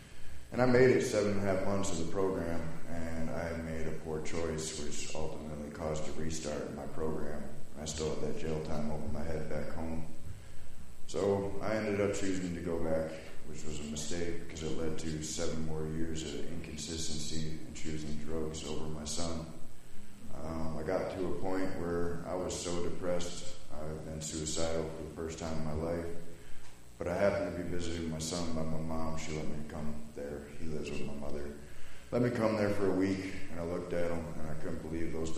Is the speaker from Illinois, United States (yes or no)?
no; Wisconsin, United States; I'm from Wisconsin, born and raised